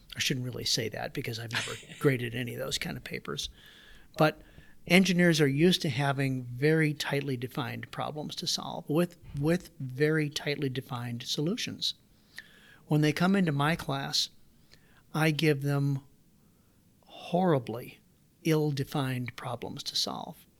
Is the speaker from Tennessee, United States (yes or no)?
no; Waterloo, Iowa, United States; also born or lived in Davenport, Iowa; I grew up, so I was born in Davenport, Iowa, did my grade school years in Waterloo. We lived in a 750 square foot house in Waterloo, Iowa